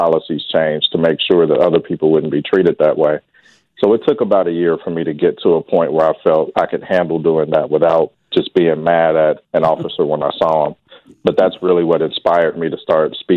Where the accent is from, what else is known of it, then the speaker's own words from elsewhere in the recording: Wichita, Kansas, United States; I grew up here in Wichita